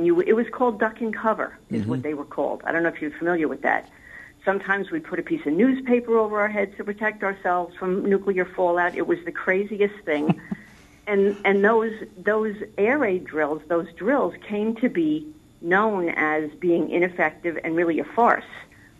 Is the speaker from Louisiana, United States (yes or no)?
no; New York, United States; being a New Yorker.